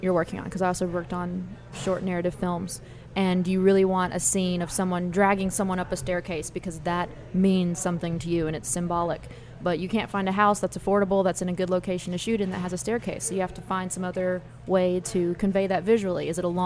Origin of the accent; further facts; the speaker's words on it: Nashville, Tennessee, United States; moved away; also born or lived in Los Angeles; I come from a family of songwriters growing up in Nashville